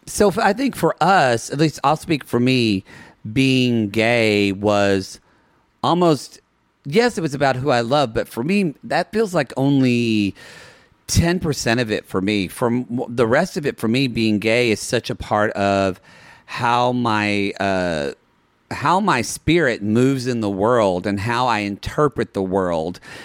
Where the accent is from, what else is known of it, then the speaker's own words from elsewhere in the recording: Ardmore, Oklahoma, United States; now in Los Angeles, United States; growing up where we grew up with you in South Carolina and myself in Oklahoma